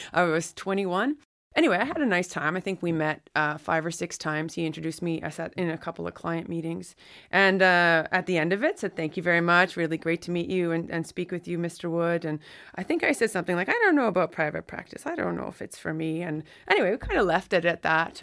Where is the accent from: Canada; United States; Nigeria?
Canada; Listuguj Mi'gmaq First Nation, Quebec; I'm from the Listicuch Mi'kmaq First Nation, which is on the border of Campbellton, New Brunswick, and, uh, the Gaspe coast of Quebec.